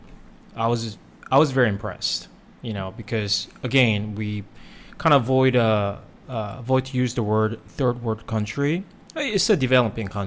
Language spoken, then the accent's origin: English; South Korea; now in United States; I was born and raised in Korea